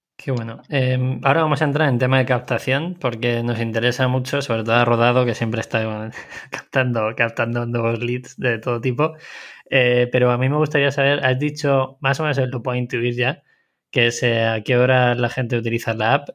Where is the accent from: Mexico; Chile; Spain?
Spain; Segovia, Castile and León; yo soy nacido en Segovia